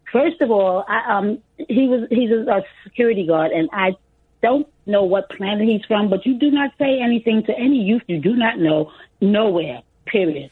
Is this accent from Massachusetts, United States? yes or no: no; New York City, New York, United States; I grew up in Bed-Stuyvesant and all around